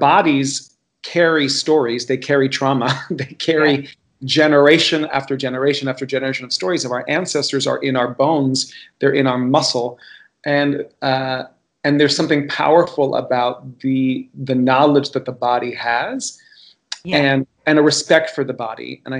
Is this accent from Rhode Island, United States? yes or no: no; Miami, Florida, United States; as a gay Cuban boy growing up in Miami, Florida